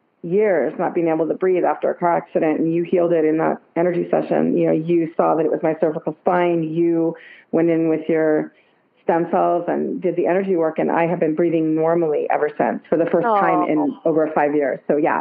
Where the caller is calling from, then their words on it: Santa Cruz, California, United States; I'm calling in from Santa Cruz, California.